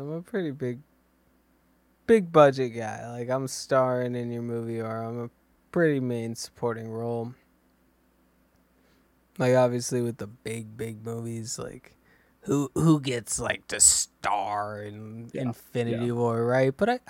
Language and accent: English; England, United Kingdom; I'm from England, and I was in Pacific Rim.